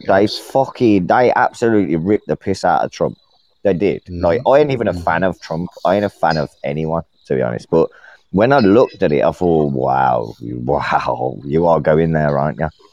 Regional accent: Birmingham, West Midlands, United Kingdom; I'm not from fucking Dudley, you cunt. I'm from Birmingham

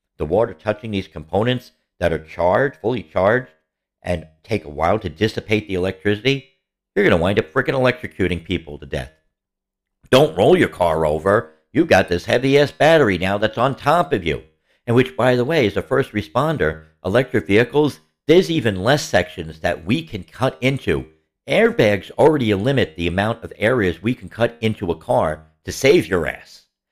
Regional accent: New York City, New York, United States; growing up in the Bronx.

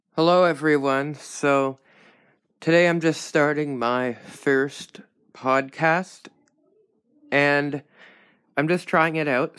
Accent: Canada; I'm Canadian

